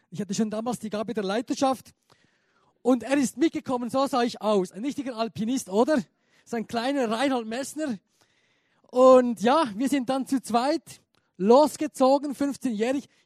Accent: Chur, Graubünden, Switzerland; Cool, Kur, ich komme aus Kur, aus dem Graubünden, ein Berner, der in Graubünden ist und jetzt Hochdeutsch spricht, wird schon gehen.

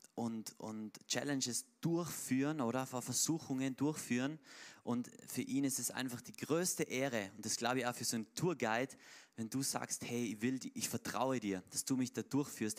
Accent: Tyrol, Austria

